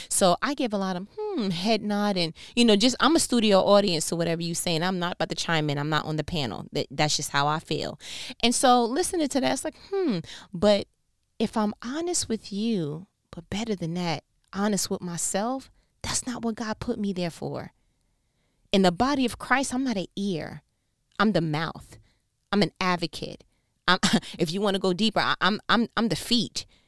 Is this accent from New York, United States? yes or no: yes; New York, United States; accent: New York; my New York accent